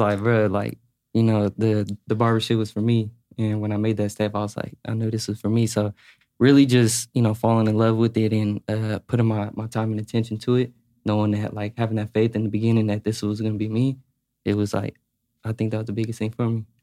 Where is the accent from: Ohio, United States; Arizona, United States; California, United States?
California, United States; Sacramento; also born or lived in Carson City, Nevada; I'm from Carson, but I moved to Sacramento when I was, like, five